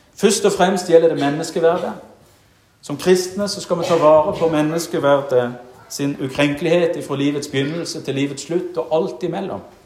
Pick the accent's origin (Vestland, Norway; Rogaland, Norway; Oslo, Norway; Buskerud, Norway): Rogaland, Norway; Jæren; moved away; da var jeg aktiv i det kristne ungdomsarbeidet hjemme på Jæren